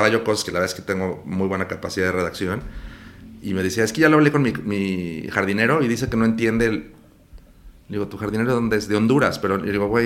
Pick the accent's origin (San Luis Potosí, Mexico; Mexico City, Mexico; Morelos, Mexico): Mexico City, Mexico; also born or lived in Houston / Los Angeles / Miami; Aquí en la Ciudad de México.